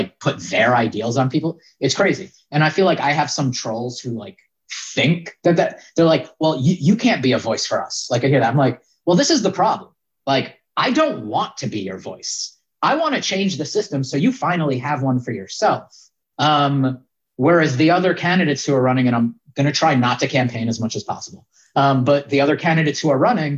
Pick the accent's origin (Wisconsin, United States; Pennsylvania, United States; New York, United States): New York, United States; Yonkers; I grew up in Yonkers, New York